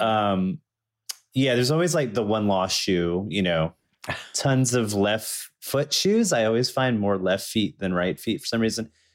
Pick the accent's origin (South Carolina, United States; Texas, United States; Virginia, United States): Virginia, United States; Danville; also born or lived in Chapel Hill, North Carolina; now in Brooklyn, United States; I was born in Danville, Virginia.